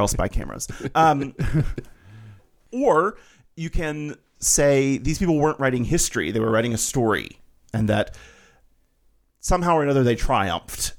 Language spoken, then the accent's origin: English; Alabama, United States; I grew up Baptist in Alabama